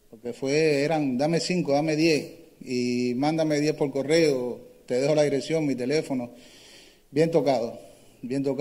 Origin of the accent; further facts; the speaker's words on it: Cuba; moved away; Yo no, bueno, desde que estuve, desde que vine de Cuba no compartí así con una persona mayor, así como un abuelo, vamos a decir.